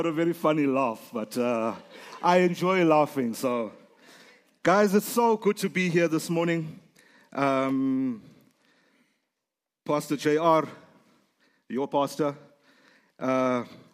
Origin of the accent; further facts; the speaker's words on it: South Africa; I'm from Africa